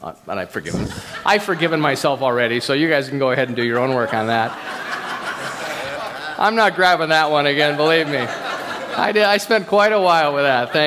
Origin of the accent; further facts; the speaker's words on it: United States; I'm an American, I'm recovering American